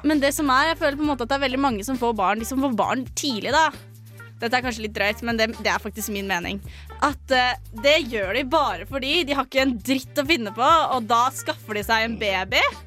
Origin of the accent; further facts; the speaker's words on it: Fetsund, Akershus, Norway; hjemme i Fetsund er jeg kjent som